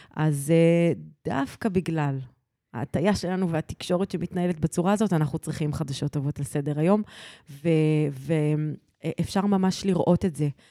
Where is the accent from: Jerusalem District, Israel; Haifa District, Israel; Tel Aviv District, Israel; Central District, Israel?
Central District, Israel; Petah Tikva; also born or lived in Arad; עברנו לפתח תקווה